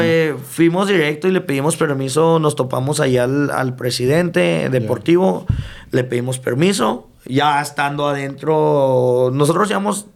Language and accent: Spanish; El Paso, Texas, United States; also born or lived in Ciudad Juárez, Mexico; me vuelvo a ir a, a, El Paso ya como a los ocho años y pues prácticamente hasta que regreso de la universidad